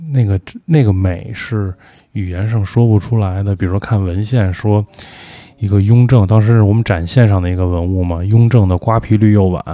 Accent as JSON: {"language": "Chinese", "region": "Beijing", "country": "China", "tie": "born or raised there", "said": "我就是这儿长大的人"}